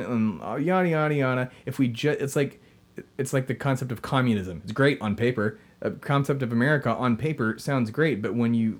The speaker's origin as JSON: {"language": "English", "town": "Austin", "region": "Texas", "country": "United States", "said": "I'm from Austin"}